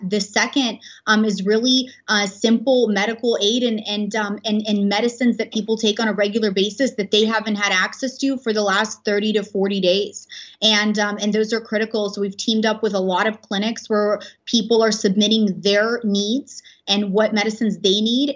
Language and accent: English; Odesa, Odesa Oblast, Ukraine; moved away; I'm originally from Ukraine. I was born in Odessa